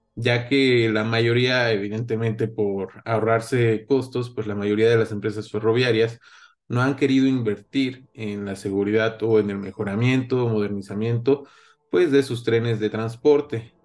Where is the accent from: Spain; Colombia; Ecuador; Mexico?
Mexico; nosotros como mexicanos